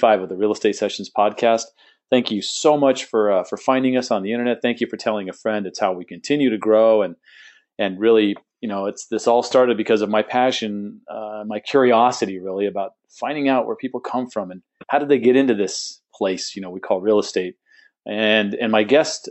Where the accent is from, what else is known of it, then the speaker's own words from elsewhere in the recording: San Diego, California, United States; now in Phoenix, United States; I grew up in San Diego